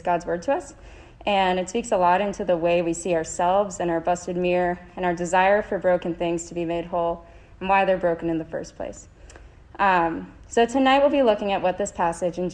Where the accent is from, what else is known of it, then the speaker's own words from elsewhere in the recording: Rochester, New York, United States; moved away as an adult; also born or lived in North Carolina; now in Vermont, United States; I grew up in Rochester, New York